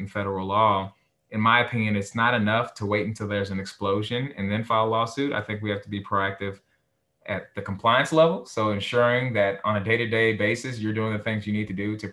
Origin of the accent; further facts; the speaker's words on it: Harris County, Texas, United States; I'm a local guy, so I'm from Harris County. Pretty much went to K through 12, like 95% of it here in Harris County